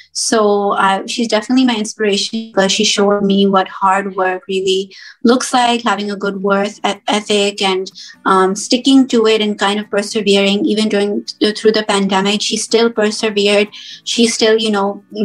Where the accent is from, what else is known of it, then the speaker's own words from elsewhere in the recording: United States; moved away as an adult; also born or lived in Pakistan; I was born and raised here in America